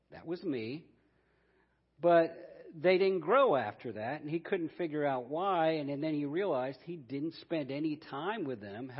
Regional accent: Columbus, Ohio, United States; I'm from Columbus, Ohio, so I'm a Buckeye

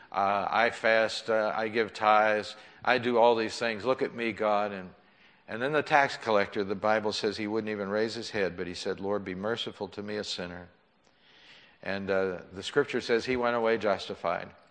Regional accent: McKees Rocks, Pennsylvania, United States; I was growing up in McKees Rocks.

